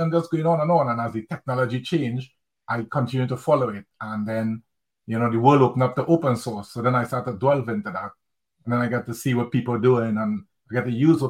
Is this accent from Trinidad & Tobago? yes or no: yes; Trinidad & Tobago; moved away as an adult; now in United Kingdom; I'm from Trinidad and Tobago, by the way. So after I moved from Trinidad and Tobago and came to the UK to live